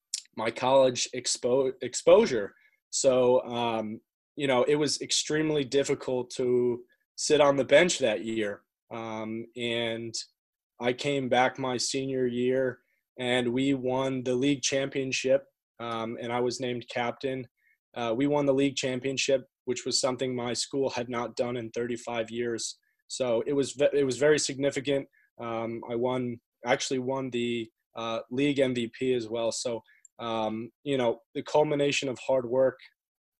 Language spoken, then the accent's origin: English; Connecticut, United States; also born or lived in London, United Kingdom; I was born in London, but moved over to the United States to Connecticut when I was four. And my family and I have lived there ever since